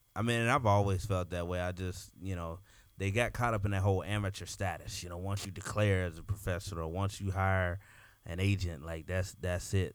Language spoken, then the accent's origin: English; Cincinnati, Ohio, United States; I'm from Cincinnati